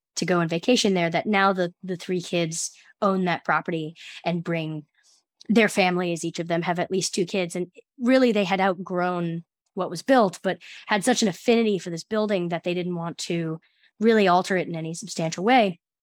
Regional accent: United States; also born or lived in New Jersey; I'm from the New York City area

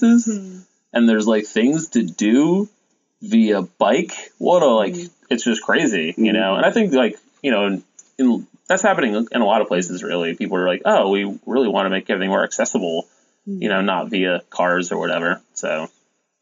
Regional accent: Coventry, Connecticut, United States; I'm from Coventry, so UConn was basically already home

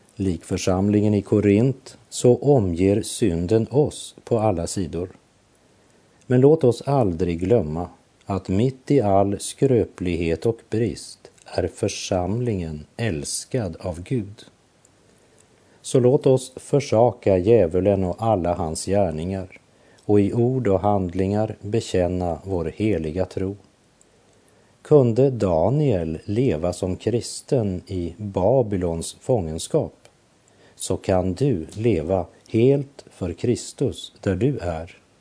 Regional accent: Sweden; Jag är ju svensk medborgare

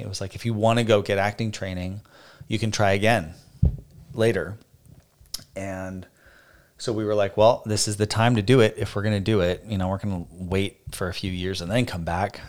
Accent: Phoenix, Arizona, United States; moved away as an adult; also born or lived in Boston, Massachusetts; now in Nashville, United States; We are both from born and raised in Phoenix, Arizona

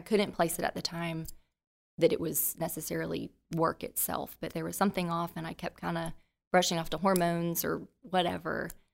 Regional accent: Central Florida, United States; moved away as an adult; also born or lived in Jacksonville, Florida / Trussville, Alabama; now in Birmingham, United States; I'm originally from Central Florida

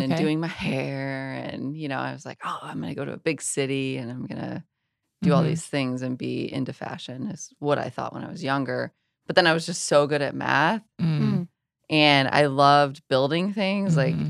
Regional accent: Iowa, United States; moved away as an adult; also born or lived in Wyoming / Raleigh, North Carolina; I'm from Iowa. I grew up on a farm in the middle of nowhere.

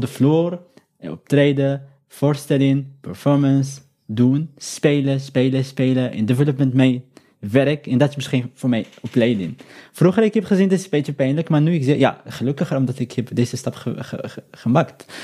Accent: Morocco; Dutch is a second language; moved away as an adult; now in Europe; ik ben Marokkaans, mhm. ik ben uit Noord-Afrika

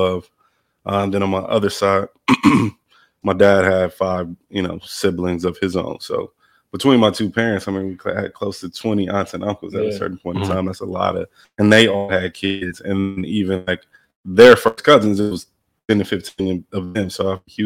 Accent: Milwaukee, Wisconsin, United States; also born or lived in Los Angeles; So was raised in Milwaukee. I moved there when I was 5.

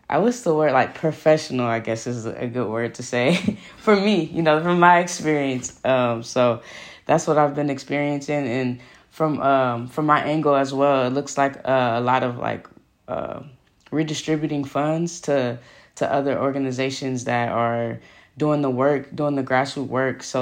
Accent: Oakland, California, United States; I'm from Oakland, California.

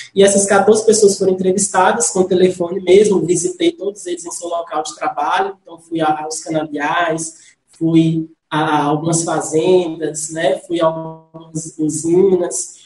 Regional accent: Salinas, Minas Gerais, Brazil; eu sou salinense Nasci em Salinas, mas fui criado em um distrito da cidade de Salinas, que é o distrito de Nova Fátima

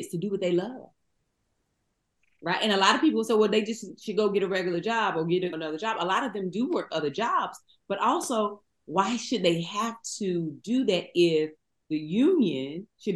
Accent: Eden, North Carolina, United States; moved away; We come from Eden, North Carolina

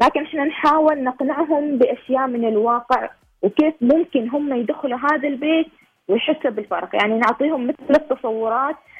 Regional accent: Oman; إحنا كوننا شباب عماني

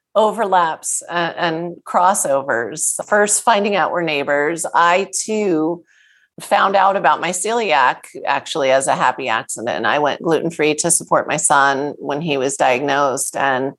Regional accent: East Coast, United States; I grew up on the East Coast in a Jewish family.

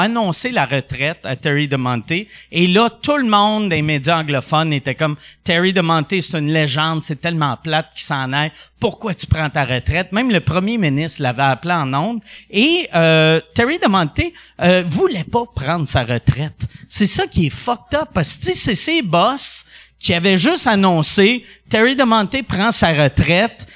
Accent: Quebec City, Quebec, Canada; now in Montreal, Canada; je venais de Québec

